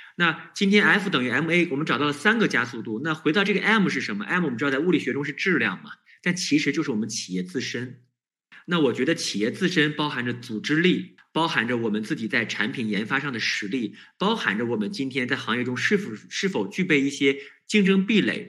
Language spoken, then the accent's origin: Chinese; China; 我们中国人是有一个特别的不一样的地方，就是我们特别有效率